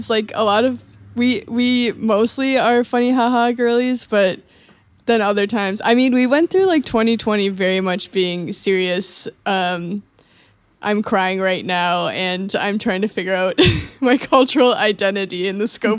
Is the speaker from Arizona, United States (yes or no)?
no; Wisconsin, United States; We're still from Wisconsin